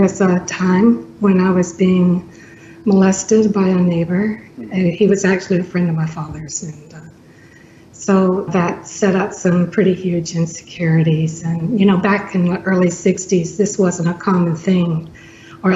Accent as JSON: {"language": "English", "region": "Alabama", "country": "United States", "tie": "born or raised there", "also_born_or_lived": "South Bend, Indiana", "said": "my parents are from here originally"}